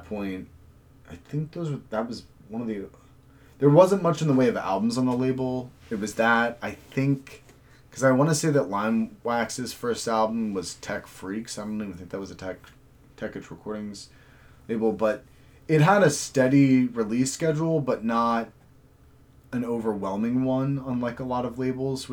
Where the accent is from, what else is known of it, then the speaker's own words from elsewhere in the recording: United States; as an American